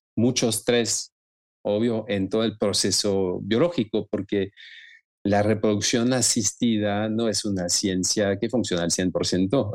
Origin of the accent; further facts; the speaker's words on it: Lyon, Auvergne-Rhône-Alpes, France; Spanish is a second language; moved away as an adult; also born or lived in Marseille / Brittany / Argentina; now in Mexico; inicié en Lyon, de donde vengo, de donde nací